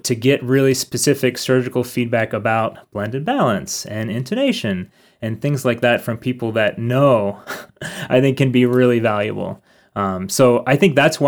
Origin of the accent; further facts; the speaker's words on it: Harrisburg, Pennsylvania, United States; moved away as an adult; also born or lived in Minneapolis, Minnesota; now in Berea, United States; I'm from Harrisburg, Pennsylvania.